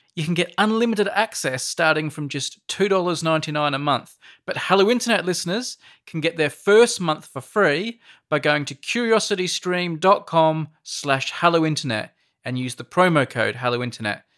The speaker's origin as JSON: {"language": "English", "country": "Australia", "moved": "yes", "said": "As an Australian, like, when I was growing up"}